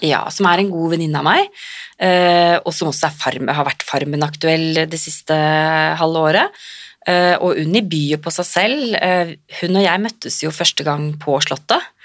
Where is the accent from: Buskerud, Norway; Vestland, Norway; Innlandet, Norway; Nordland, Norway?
Buskerud, Norway; Drammen; jeg er fra Drammen og Konnerud